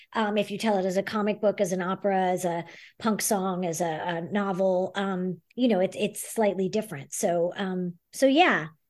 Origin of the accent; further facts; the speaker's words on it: New York City, New York, United States; moved away as an adult; also born or lived in Montreal, Canada; now in Los Angeles, United States; I grew up in the Bronx, and um, I went to the High School Performing Arts, which is now LaGuardia